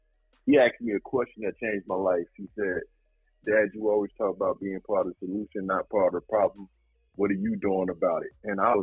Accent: Newark, New Jersey, United States; Brick City all day, yes.

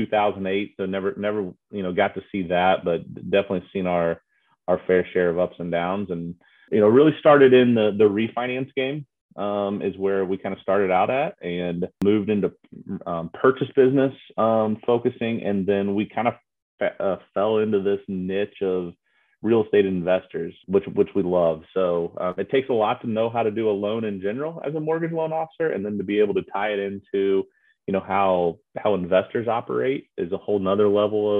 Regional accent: Noblesville, Indiana, United States; also born or lived in Auburn, Alabama; I grew up here in Noblesville. I'm a Noblesville guy.

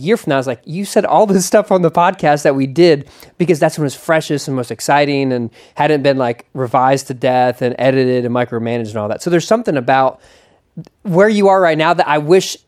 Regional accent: Philadelphia, Pennsylvania, United States; When I was growing up in Philadelphia

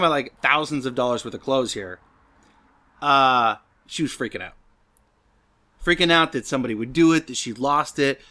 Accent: the Northwest, Pacific Northwest, United States; moved away; Being from the Northwest

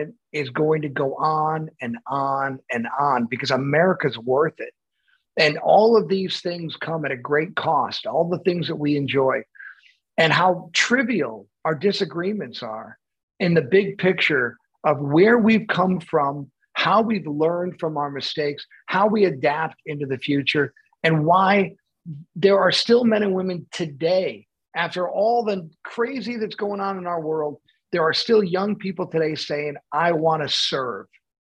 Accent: Buffalo, New York, United States; I'm from Buffalo

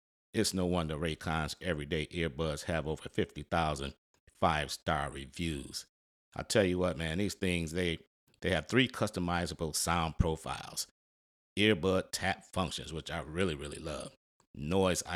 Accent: Detroit, Michigan, United States; My hometown team, the Detroit Pistons

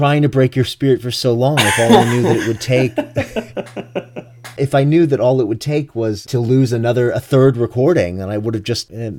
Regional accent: Miami, Florida, United States; I'm from Miami

